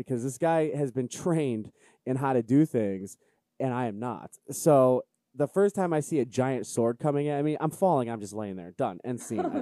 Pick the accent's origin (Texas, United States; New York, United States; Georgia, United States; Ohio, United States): Ohio, United States; Cleveland; I'm from Cleveland